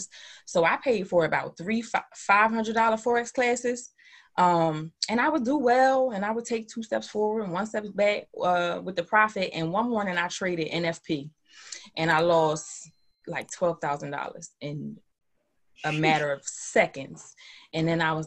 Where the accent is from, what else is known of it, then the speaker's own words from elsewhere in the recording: Atlantic City, New Jersey, United States; born and raised in Atlantic City.